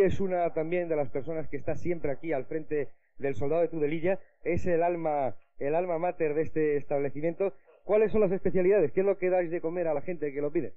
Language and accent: Spanish; Burgos, Castile and León, Spain; moved away as an adult; now in Logroño, Spain; Soy burgalés, pero vivo aquí